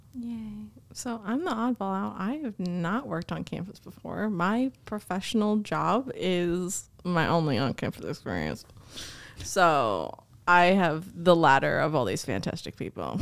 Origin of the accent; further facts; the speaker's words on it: New Jersey, United States; moved away as an adult; now in Missouri, United States; I'm originally from New Jersey, so I started my college experience there at a community college. We wound up moving to Missouri